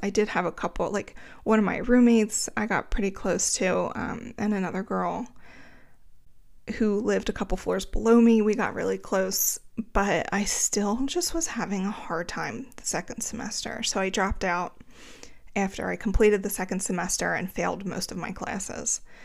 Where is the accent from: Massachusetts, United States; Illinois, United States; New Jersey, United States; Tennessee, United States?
New Jersey, United States; greater Philadelphia area; I'm from the greater Philadelphia area. Um, but since I was from New Jersey, my license was in New Jersey